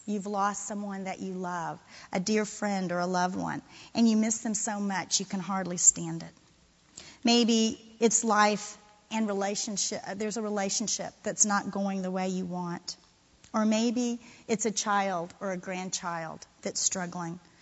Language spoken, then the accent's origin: English; Florida, United States; moved away; I'm from Florida. Uh, I got here a little late. I'm a transplant